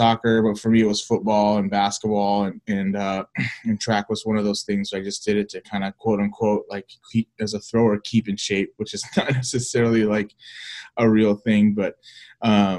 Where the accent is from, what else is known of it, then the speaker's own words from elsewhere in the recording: Woodinville, Washington, United States; a town called Woodinville